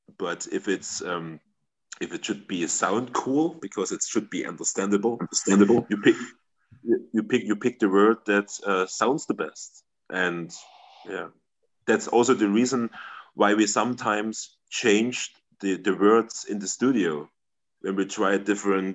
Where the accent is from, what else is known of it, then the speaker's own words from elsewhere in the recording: Germany; first language German; English is a second language; here in my hometown